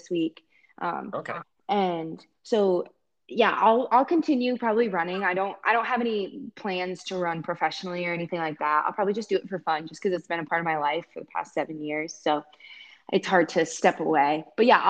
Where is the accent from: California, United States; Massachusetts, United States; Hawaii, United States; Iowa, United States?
Iowa, United States; also born or lived in Ames, Iowa; I've been in Ames for a long time and I grew up in Iowa